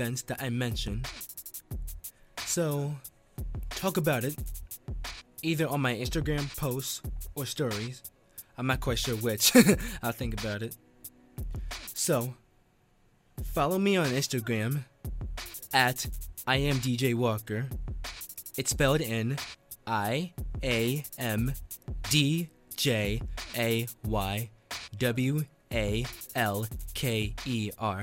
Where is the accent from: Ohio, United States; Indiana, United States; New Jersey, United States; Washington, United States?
New Jersey, United States; Teaneck; I went back to my hometown. I live in Teaneck, New Jersey